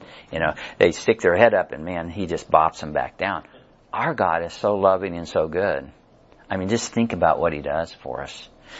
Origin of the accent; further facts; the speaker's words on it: Missouri, United States; because, you know, we're from Missouri and we got to see it.